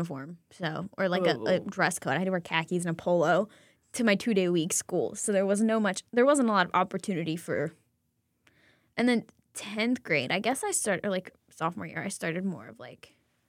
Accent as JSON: {"language": "English", "region": "the South", "country": "United States", "said": "I'm from the South. Everybody has a prayer club."}